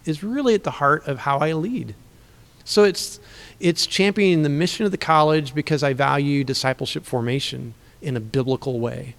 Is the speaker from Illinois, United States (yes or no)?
yes; Central Illinois, United States; also born or lived in Missouri; I grew up in Central Illinois in a Christian home